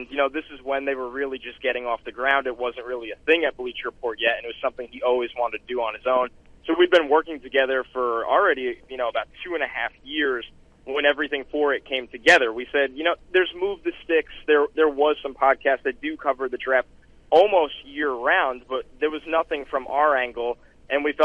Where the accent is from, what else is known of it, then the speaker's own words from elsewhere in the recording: New York, United States; I grew up in New York, so I'm a diehard Jets, Mets, Rangers, Knicks fan